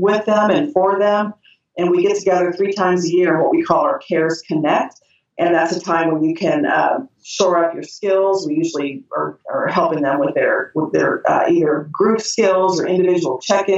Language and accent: English; Ohio, United States; moved away as an adult; also born or lived in Tallahassee, Florida / Key West, Florida; now in Atlanta, United States; I was raised in Ohio. I left when I was after Bowling Green when I was 22, and I've lived in the South ever since